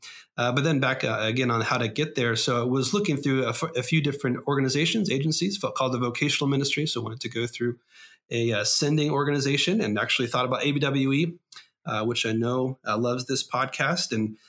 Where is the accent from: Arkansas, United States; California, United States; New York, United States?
California, United States; moved away as an adult; now in Dubai, United Arab Emirates; Was born at a very young age in California, Scott. So you're there in my home state.